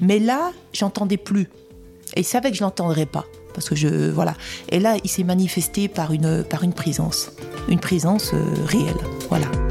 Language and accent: French; Saint-Claude, Bourgogne-Franche-Comté, France; à Saint-Claude, ville où je suis né, dans le Haut-Jura